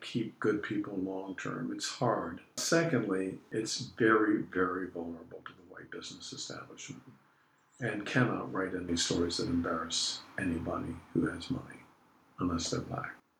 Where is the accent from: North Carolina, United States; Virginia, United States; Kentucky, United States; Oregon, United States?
Virginia, United States; Arlington; moved away as an adult; now in Richmond, United States; When I was growing up, I grew up in Arlington